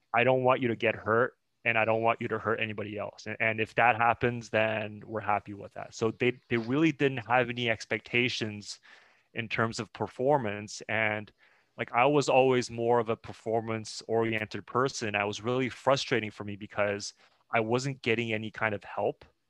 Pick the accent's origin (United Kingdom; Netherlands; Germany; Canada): Canada; Montreal, Quebec; also born or lived in China; I was born in China and my parents uh, and I moved to Montreal when I was uh, seven years old.